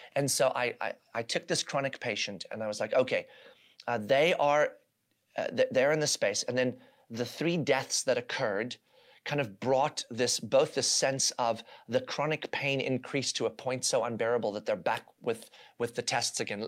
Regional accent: South Africa; now in United States; I was born and raised in South Africa, where I lived uh, in the environment of apartheid and watched that unfold even as a small child

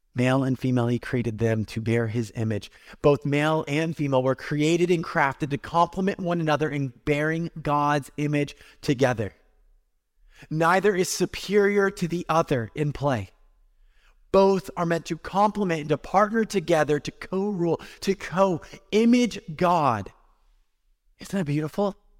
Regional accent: California, United States; moved away; for me as a Californian kid

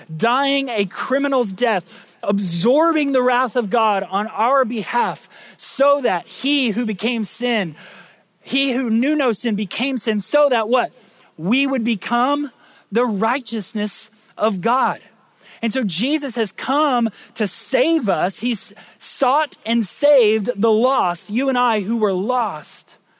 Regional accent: Lake County, Florida, United States; I grew up in Lake County, Florida

